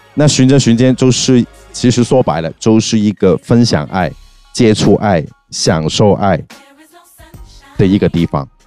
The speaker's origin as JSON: {"language": "Chinese", "country": "Hong Kong", "moved": "yes", "lives_now": "Shanghai, China", "said": "我是香港人嘛，嗯。我对香港的音乐还是，呃，香港背景的音乐还是挺，挺重视的"}